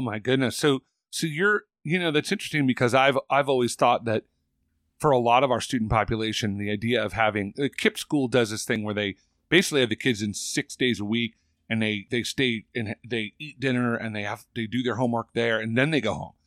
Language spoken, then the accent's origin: English; California, United States; born or raised there